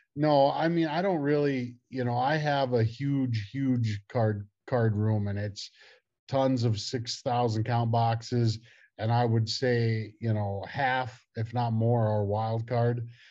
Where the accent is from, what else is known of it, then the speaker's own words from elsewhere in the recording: Miles City, Montana, United States; I grew up in Miles City, Montana